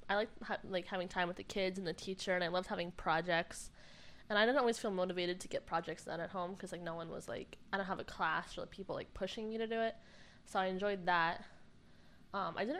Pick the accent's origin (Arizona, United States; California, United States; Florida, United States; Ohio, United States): Arizona, United States; now in Kentucky, United States; I grew up in Arizona, and I think I'm going to head back there in a few months